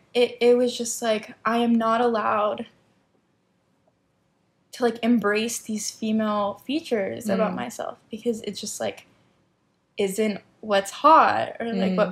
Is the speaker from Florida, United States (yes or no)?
yes; Miami, Florida, United States; moved away as an adult; now in New York, United States; growing up in Miami, we're always in bathing suits